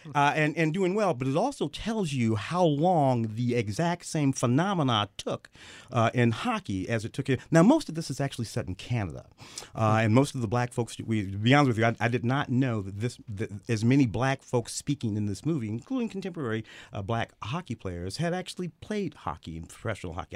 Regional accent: St. Louis, Missouri, United States; moved away; I grew up in Saint Louis with the Blues

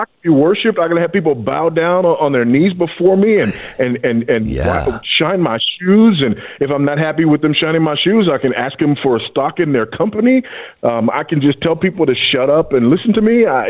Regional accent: Los Angeles, California, United States; but I grew up in Los Angeles and it was still true there.

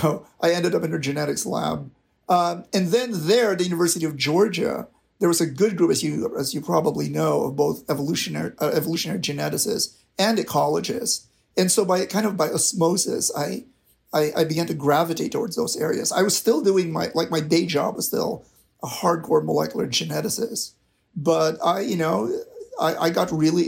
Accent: Manila, Metro Manila, Philippines; moved away as an adult; now in North Carolina, United States; I'm originally from the Philippines. I grew up in the Philippines.

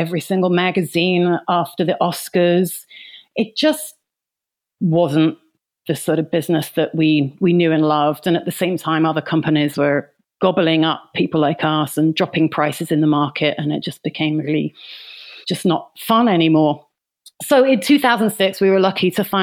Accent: London, United Kingdom; I was born in London, England, sometime last century, and I left school at 16

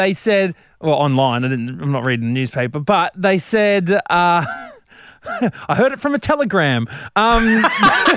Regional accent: Brisbane, Queensland, Australia; I'm from Brizzy

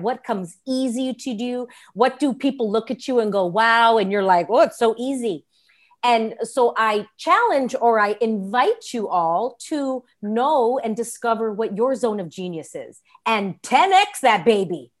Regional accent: Los Angeles, California, United States; I'm born and raised in Los Angeles, California

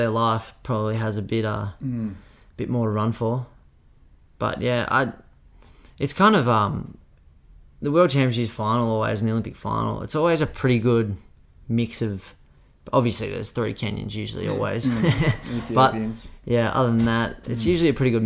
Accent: Australia; being Australian, we're so lucky

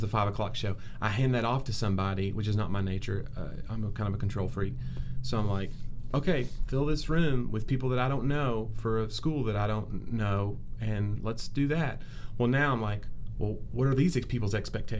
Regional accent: Nashville, Tennessee, United States; my hometown crowd

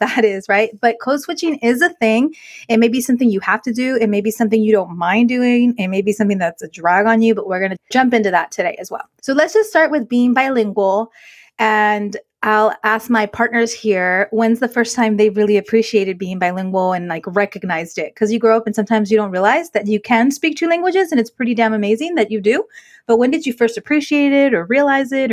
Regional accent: Inglewood, California, United States; growing up in Inglewood, California, proud of that, that's my roots

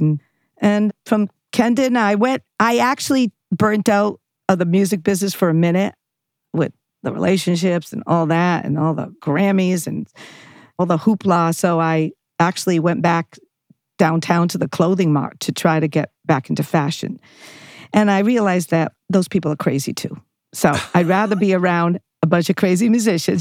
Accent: Johnston, Rhode Island, United States; also born or lived in Providence, Rhode Island; now in Los Angeles, United States; I grew up in, uh, Rhode Island, Providence, then Johnston, very s, small place, Johnston, Rhode Island

